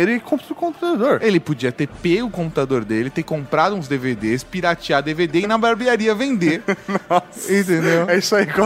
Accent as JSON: {"language": "Portuguese", "region": "Minas Gerais", "country": "Brazil", "said": "Sou de uma cidade do interior de Minas Gerais que não é tão interior assim ficam 70 quilômetros de BH"}